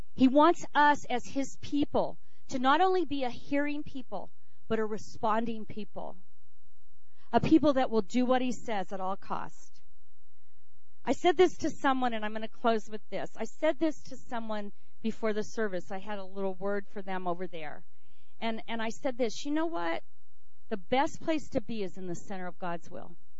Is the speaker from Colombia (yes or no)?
no; United States; being an American.